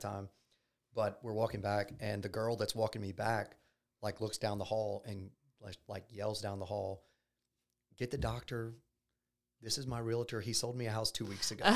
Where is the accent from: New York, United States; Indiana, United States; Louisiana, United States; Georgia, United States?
Louisiana, United States; Baton Rouge; I'm from Baton Rouge. Um, I grew up here